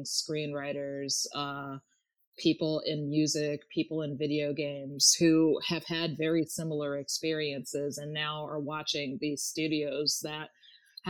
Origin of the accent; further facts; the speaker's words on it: Maryland, United States; moved away as an adult; also born or lived in Los Angeles; I moved back to my home state of Maryland early this year